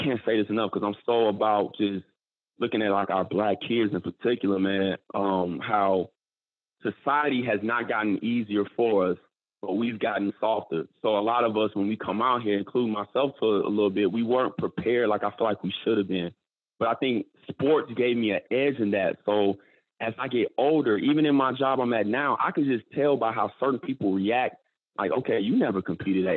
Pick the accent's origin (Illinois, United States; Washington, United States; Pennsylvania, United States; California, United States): Illinois, United States; Chicago; growing up in Chicago